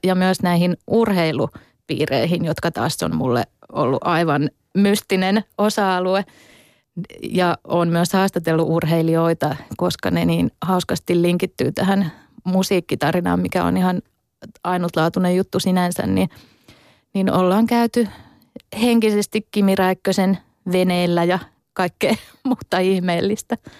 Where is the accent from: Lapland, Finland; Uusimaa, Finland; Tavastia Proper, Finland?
Tavastia Proper, Finland; Hämeenlinna; moved away as an adult; now in Turku, Finland; kotikuntani, tai siis synnyinkuntani Hämeenlinnan